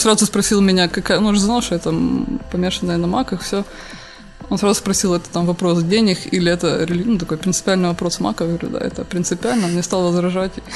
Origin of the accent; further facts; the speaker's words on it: Horishni Plavni, Poltava Oblast, Ukraine; В Комсомольске, да, где, откуда я родом